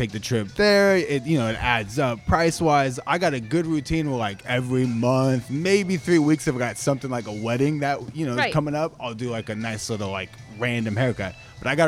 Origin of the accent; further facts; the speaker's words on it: Alpine, California, United States; also born or lived in Central Missouri; born and raised in San Diego. I grew up in Alpine